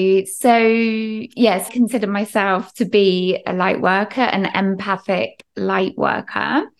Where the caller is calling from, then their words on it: England, United Kingdom; So I'm actually in the heart of England, UK.